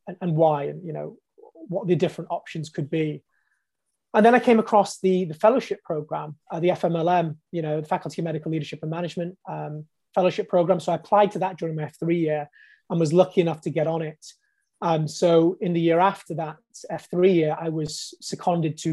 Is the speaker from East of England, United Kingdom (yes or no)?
no; Bolton, North West England, United Kingdom; moved away as an adult; also born or lived in London; I came down from Bolton, actually, studied medicine in Imperial College